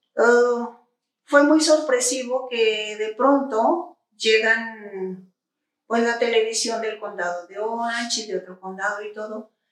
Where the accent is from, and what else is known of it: Villanueva, Zacatecas, Mexico; born or raised there; now in Zacatecas, Mexico